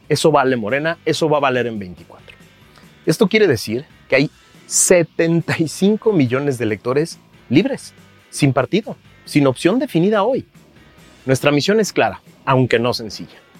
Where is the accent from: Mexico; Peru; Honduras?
Mexico